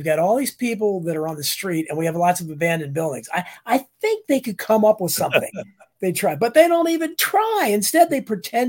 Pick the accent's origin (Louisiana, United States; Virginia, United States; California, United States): Virginia, United States; Northern; even when I grew up in Northern Virginia, we had a street that was not far from me that was the black street. Only black families lived there.